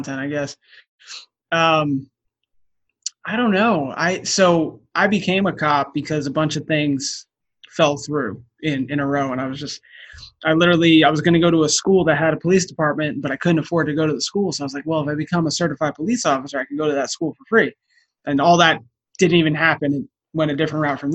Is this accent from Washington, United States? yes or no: no; New Jersey, United States; I'm from New Jersey